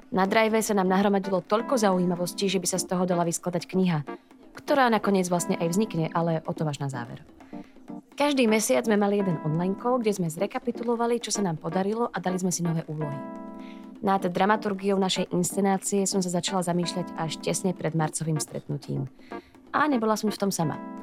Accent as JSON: {"language": "Slovak", "country": "Slovakia", "moved": "yes", "lives_now": "Prague, Czech Republic", "said": "som Slovenka, žijúca v Prahe"}